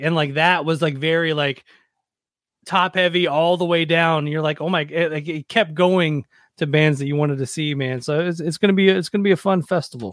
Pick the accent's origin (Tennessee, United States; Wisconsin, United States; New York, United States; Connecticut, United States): Tennessee, United States; Nashville; I grew up in Nashville